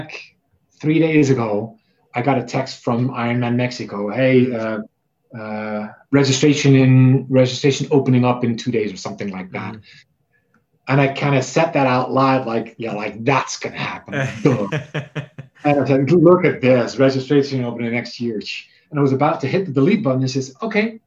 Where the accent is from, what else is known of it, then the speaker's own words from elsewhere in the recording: near Maastricht, Limburg, Netherlands; moved away as an adult; now in Atlanta, United States; That is about 12 miles from where I've spent 30 years of my life.